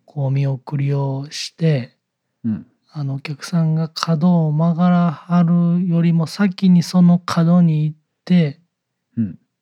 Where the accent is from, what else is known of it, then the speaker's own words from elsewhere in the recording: Kyoto, Japan; 同じ京都出身の人が、